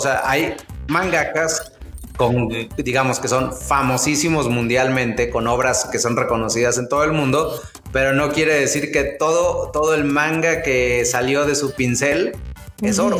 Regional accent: Mexico; somos los mexicanos

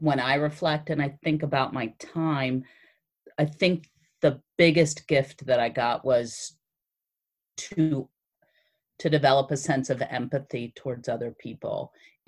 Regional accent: Newark, United States; growing up in Newark, you know, I hung out with basically all middle class, working class white people

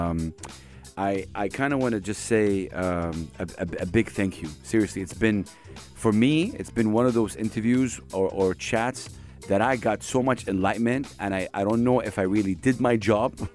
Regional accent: Saudi Arabia; I come from Saudi Arabia

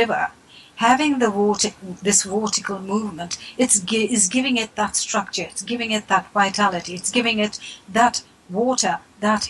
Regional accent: South India, India; moved away; originally I come from South India, where water is revered and respected

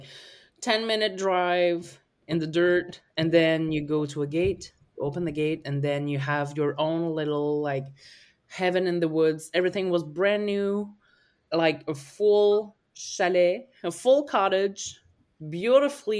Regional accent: Acadian Peninsula, New Brunswick, Canada; I'm from the Acadian Peninsula

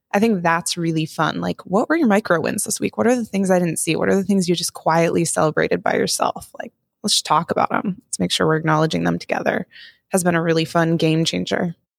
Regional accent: Montana, United States; I grew up in Montana

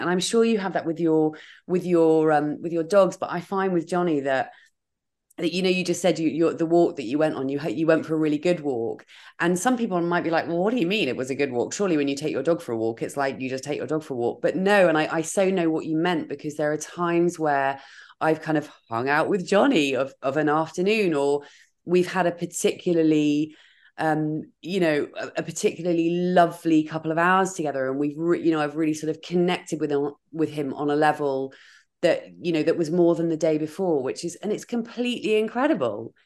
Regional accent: Dorset, South West England, United Kingdom; moved away as an adult; now in London, United Kingdom; I moved to London because I grew up in Dorset

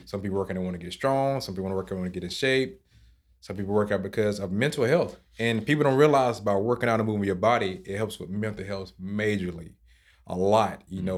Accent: South Georgia, United States; moved away as an adult; now in Key Biscayne, United States; I'm actually from a small town, and I grew up on a farm where I rode horses

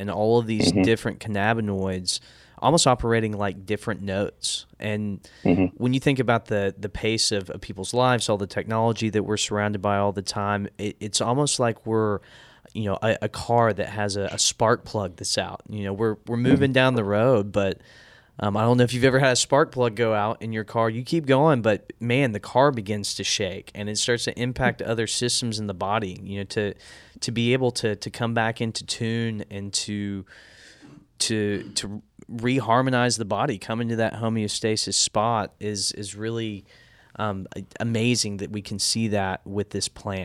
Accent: Brady, Texas, United States; I grew up in Brady, Texas

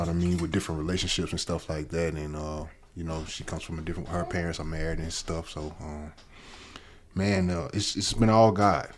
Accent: Alabama, United States; growing up in Alabama

